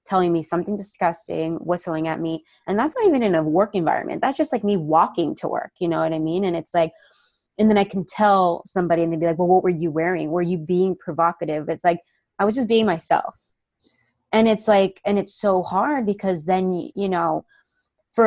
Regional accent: Miami, Florida, United States; I'm like from Miami

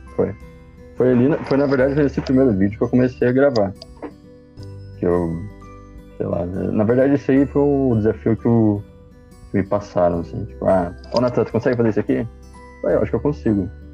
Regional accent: Passo Fundo, Rio Grande do Sul, Brazil; sou aqui de Passo Fundo, Rio Grande do Sul

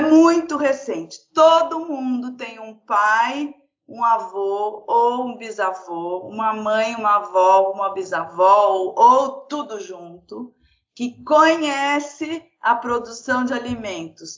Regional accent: São Paulo, Brazil; eu nasci uh, em São Paulo

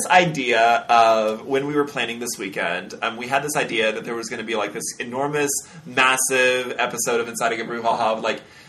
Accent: United States; I'm an American.

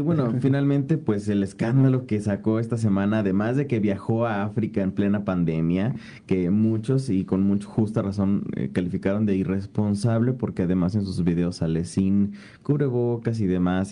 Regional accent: Mexico; como sociedad mexicana

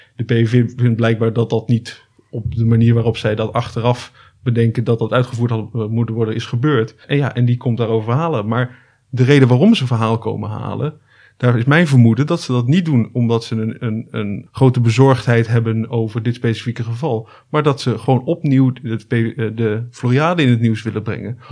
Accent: Almere, Flevoland, Netherlands; ik ben eh, geboren in Almere

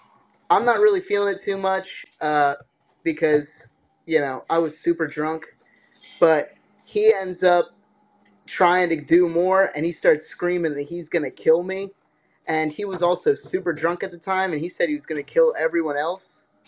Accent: New Jersey, United States; I'm from Jersey.

